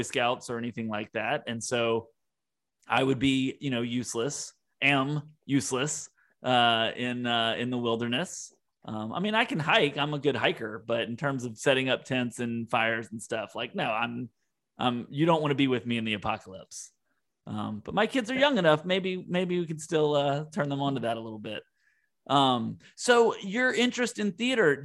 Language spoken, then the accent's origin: English; Mississippi, United States; I grew up in Mississippi